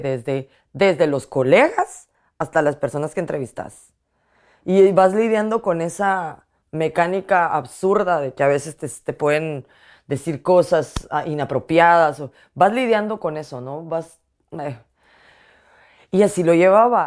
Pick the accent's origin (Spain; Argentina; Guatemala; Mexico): Guatemala; moved away as an adult; now in Washington, D.C., United States; ser mujer guatemalteca